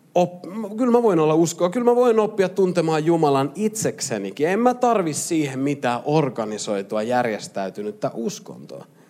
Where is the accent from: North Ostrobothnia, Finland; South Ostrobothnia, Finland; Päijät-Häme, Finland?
Päijät-Häme, Finland; Lahti; moved away; mä oon Lahdesta kotosi ja Lahdessa mä pelasin futista